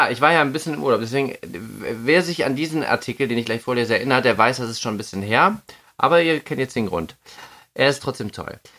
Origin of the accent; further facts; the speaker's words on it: Düsseldorf, North Rhine-Westphalia, Germany; wir sind ja Düsseldorfer